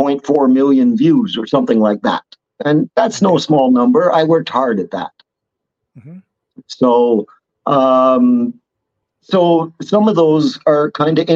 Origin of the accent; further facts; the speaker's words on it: Ottawa, Ontario, Canada; I was born in Ottawa